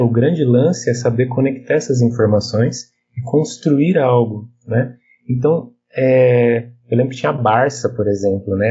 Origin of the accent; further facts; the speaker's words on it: São Bernardo do Campo, São Paulo, Brazil; also born or lived in Santo André; eu também sou de São Bernardo, mas no momento eu estou em Santo André